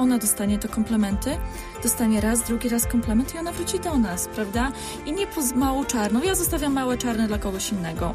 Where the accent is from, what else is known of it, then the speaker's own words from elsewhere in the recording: Poland; also born or lived in London; my jesteśmy z Polski